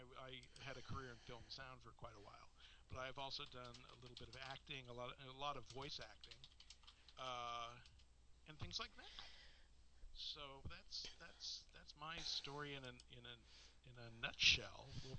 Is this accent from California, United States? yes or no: yes; Los Angeles, California, United States; also born or lived in Santa Monica, California; I was born in Santa Monica, California. Okay. I grew up in L.A.